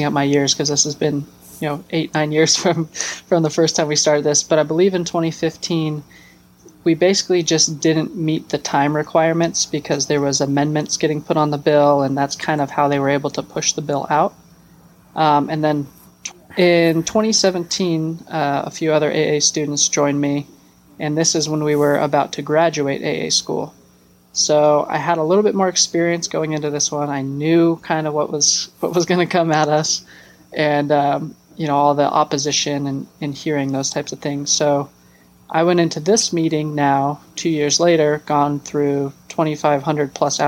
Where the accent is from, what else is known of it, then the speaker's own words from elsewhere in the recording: Nevada, United States; moved away as an adult; I'm a native Nevadan. I'd love to come back and work in my home state.